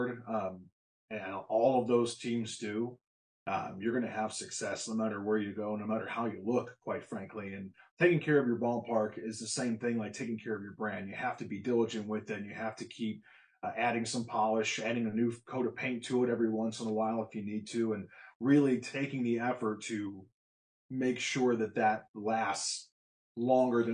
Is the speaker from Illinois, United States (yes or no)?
yes; Illinois, United States; Illinois is my hometown